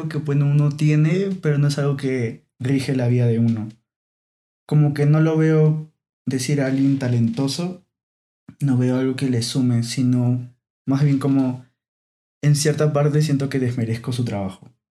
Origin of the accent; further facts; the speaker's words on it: Lima, Peru; Sí, toda mi vida nací en, estuve viviendo en Lima.